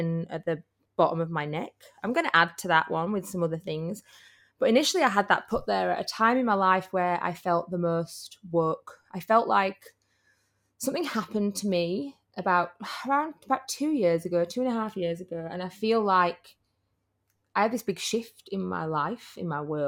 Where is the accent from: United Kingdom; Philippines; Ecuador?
United Kingdom; Yorkshire and the Humber; I'm from Yorkshire